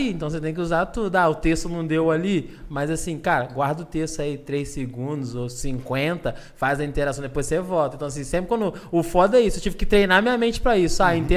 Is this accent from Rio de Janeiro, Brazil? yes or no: yes; Porto Real, Rio de Janeiro, Brazil; Cara, eu sou de Porto Real, velho. Cidade do lado aqui.